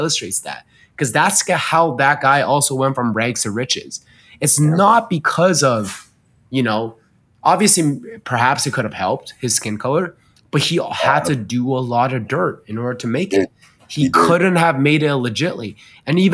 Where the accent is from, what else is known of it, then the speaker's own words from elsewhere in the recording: China; moved away; I grew up in China. My parents are very, very Chinese.